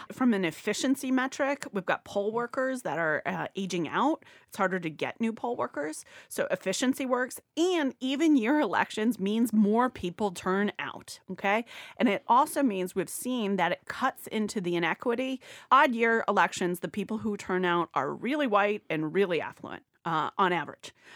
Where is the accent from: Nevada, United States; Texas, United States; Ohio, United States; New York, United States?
Ohio, United States; moved away; I'm from Ohio originally.